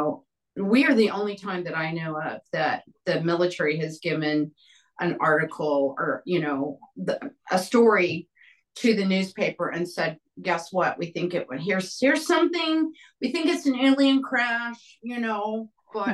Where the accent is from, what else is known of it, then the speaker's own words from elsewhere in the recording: New Mexico, United States; also born or lived in Roswell, New Mexico / Santa Fe, New Mexico; Growing up in New Mexico and Roswell, Santa Fe